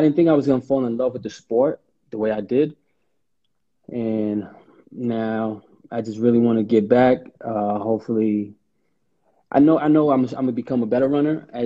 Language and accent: English; New York City, New York, United States; born and raised in Harlem